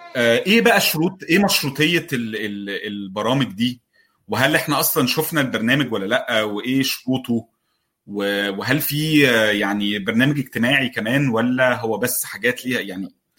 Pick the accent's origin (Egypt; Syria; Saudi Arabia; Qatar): Egypt; لنا كمصريين